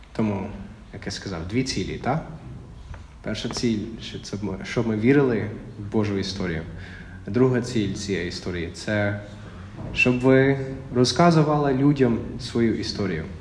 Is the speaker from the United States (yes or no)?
yes; Texas, United States; Ukrainian is a second language; moved away as an adult; now in Ukraine; я з Техасу